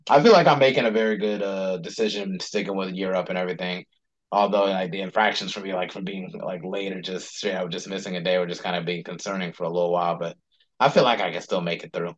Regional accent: Charlotte, North Carolina, United States; I was actually born and raised in Charlotte too

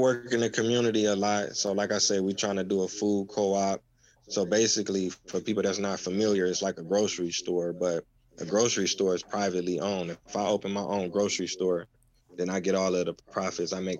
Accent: Cleveland, Ohio, United States; first language English; I'm from Cleveland

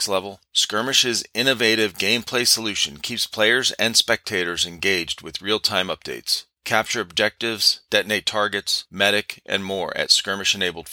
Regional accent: Cleveland, Ohio, United States; moved away as an adult; also born or lived in California; I grew up in Cleveland. My wife and I, Cleveland, Ohio

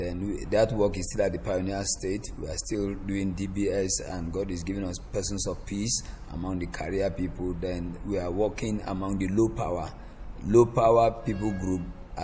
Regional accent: Kaduna State, Nigeria; And that is where I live. I'm also from the north. I'm from Kaduna State.

